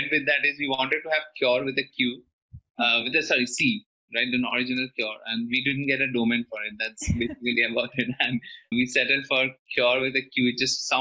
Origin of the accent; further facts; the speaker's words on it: Kolkata, West Bengal, India; moved away as an adult; now in Mumbai, India; I hail from Kolkata, which is fairly laid back